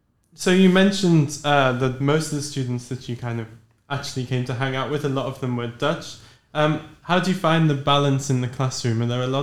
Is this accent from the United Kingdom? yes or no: yes; England, United Kingdom; moved away as an adult; now in Netherlands; English people like myself